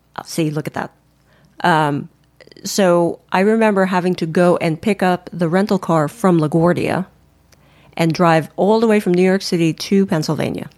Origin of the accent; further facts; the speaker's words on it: Philippines; I'm Filipino. We're Filipinos